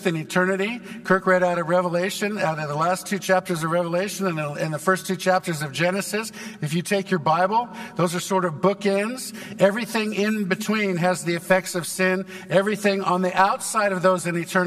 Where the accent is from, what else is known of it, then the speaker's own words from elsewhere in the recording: Santa Barbara, California, United States; now in Texas, United States; I was born in Santa Barbara, California, and I never knew my dad, and my mom died when I was 5, left my 2 sisters and me